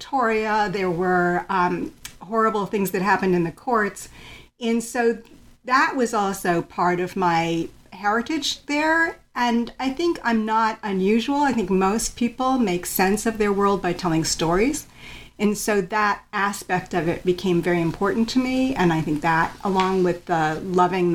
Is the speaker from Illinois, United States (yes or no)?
yes; Chicago, Illinois, United States; also born or lived in Connecticut; I grew up in suburban Chicago. I was born in Connecticut, but the family moved to Chicago when I was very young.